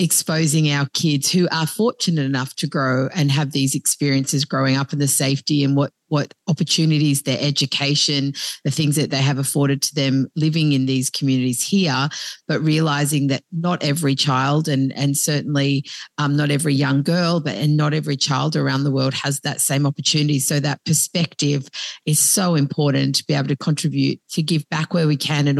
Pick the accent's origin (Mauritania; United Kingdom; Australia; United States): Australia; Sydney, New South Wales; I grew up in Sydney myself